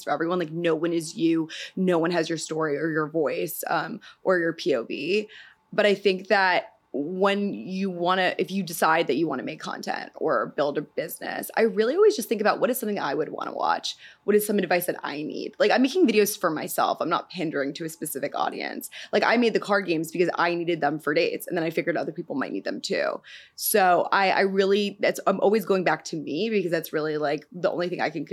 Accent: New York City, New York, United States; I'm from Manhattan, the Upper West Side, Morningside Heights, really, like by Columbia University is where I grew up

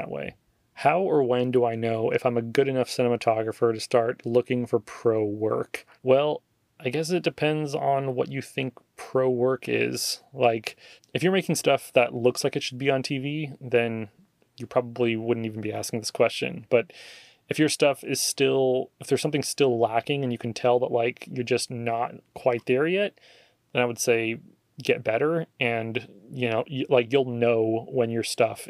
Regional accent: Oregon, United States; moved away as an adult; now in Texas, United States; the things that I'm missing from Oregon, you know, aside from all my family and friends that are there

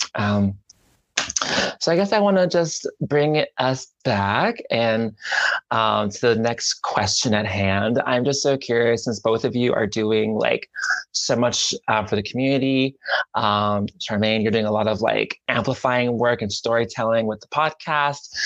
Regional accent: the South, United States; I grew up in the South

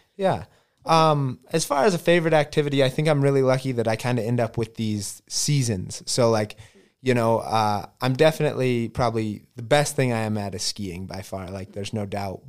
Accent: Elk Park, Montana, United States; I grew up actually outside of Butte in Elk Park, Montana.

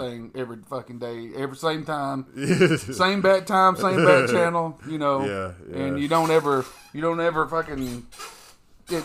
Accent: United States; we as arrogant American

